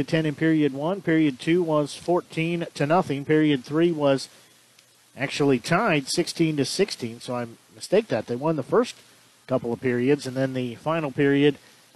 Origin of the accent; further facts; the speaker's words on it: Nevada, Missouri, United States; That's my hometown, is Nevada